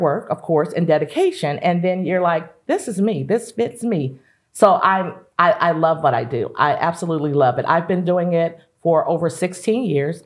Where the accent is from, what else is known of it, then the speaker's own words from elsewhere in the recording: East St. Louis, Illinois, United States; growing up in the East Saint Louis and surrounding area